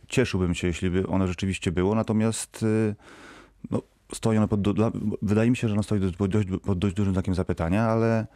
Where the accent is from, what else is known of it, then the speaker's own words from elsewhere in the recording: Wrocław, Lower Silesian Voivodeship, Poland; Jestem wrocławianinem